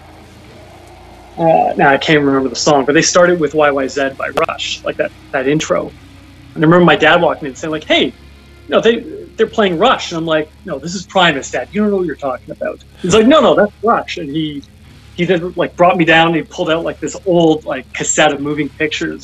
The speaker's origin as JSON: {"language": "English", "town": "Newmarket", "region": "Ontario", "country": "Canada", "tie": "born or raised there", "lives_now": "Toronto, Canada", "said": "I was born in Toronto, but raised in a town called Newmarket, which is 45 minutes north of the city, a small town"}